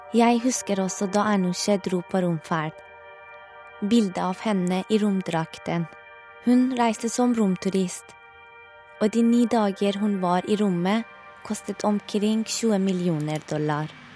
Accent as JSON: {"language": "Norwegian", "town": "Tehran", "region": "Tehran Province", "country": "Iran", "tie": "born or raised there", "moved": "as an adult", "lives_now": "Norway", "said": "Da jeg var barn i Teheran på 80-tallet"}